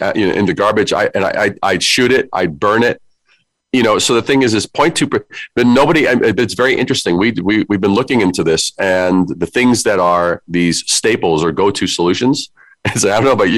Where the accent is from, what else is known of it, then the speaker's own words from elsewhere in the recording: New York City, New York, United States; I am from New York. I'm a Brooklyn kid